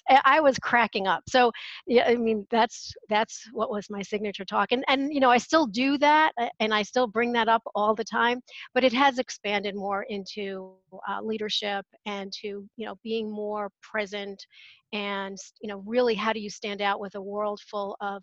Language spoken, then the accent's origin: English; New York, United States; moved away; I'm originally from New York